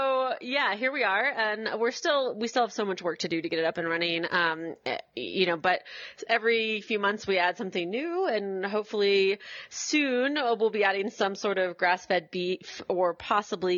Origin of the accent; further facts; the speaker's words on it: Washington, District of Columbia, United States; moved away as an adult; also born or lived in rural Tennessee; now in Tennessee, United States; I grew up in Washington, D.C., so, you know, I'm kind of a city kid through and through